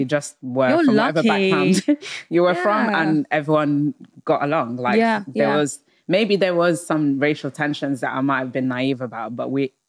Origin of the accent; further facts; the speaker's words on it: London, United Kingdom; I grew up in South London in a very diverse part of it.